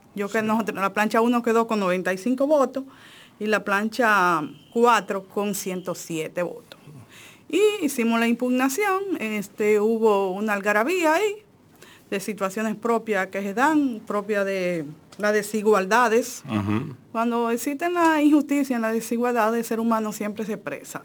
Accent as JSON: {"language": "Spanish", "region": "Dajabón", "country": "Dominican Republic", "said": "yo soy de, de Dajabón. Yo tengo un pensamiento norteño"}